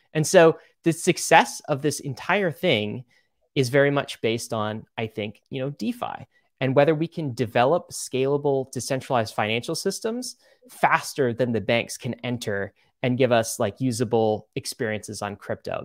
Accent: Canada; I was born in Canada

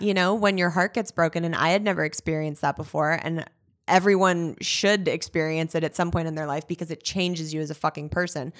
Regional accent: Los Angeles, California, United States; I'm originally from Woodland Hills.

